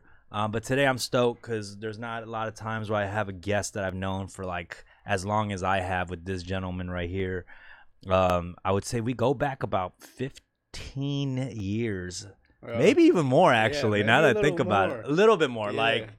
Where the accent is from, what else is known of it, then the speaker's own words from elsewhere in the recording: Los Angeles, California, United States; We're both from Koreatown, Los Angeles.